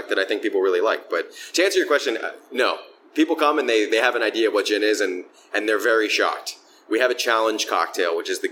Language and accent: English; Philadelphia, Pennsylvania, United States; I grew up in Philadelphia. I've worked in a bunch of different bars here in the city